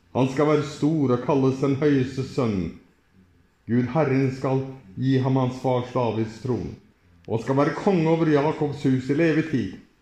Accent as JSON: {"language": "Norwegian", "country": "Norway", "said": "Jeg kommer fra Norge"}